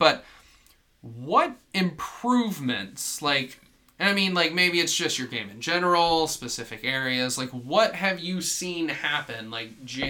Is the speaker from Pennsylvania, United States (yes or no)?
no; Atlanta, Georgia, United States; We're from Atlanta.